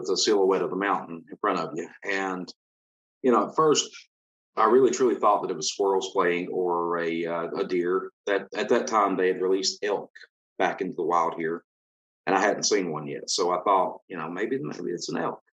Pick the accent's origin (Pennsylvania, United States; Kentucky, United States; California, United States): Kentucky, United States; born or raised there